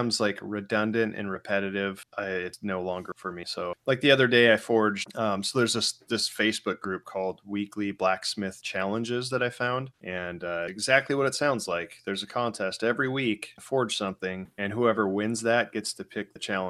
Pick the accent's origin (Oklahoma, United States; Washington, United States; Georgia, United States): Washington, United States; Spokane; now in New Port Richey, United States; I grew up in Spokane